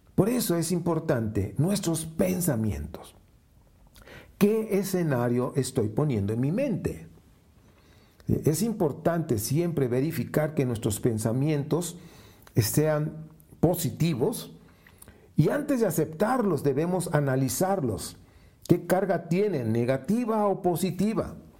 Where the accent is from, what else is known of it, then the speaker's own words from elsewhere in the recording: Veracruz, Mexico; moved away; trabajé muchos años en una compañía italiana allá en Veracruz, Veracruz, de donde yo nací